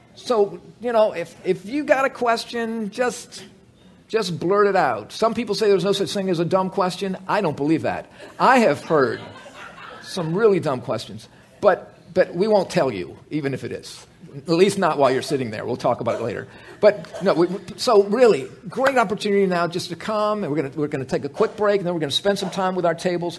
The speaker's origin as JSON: {"language": "English", "country": "United States", "tie": "born or raised there", "said": "I grew up in America too"}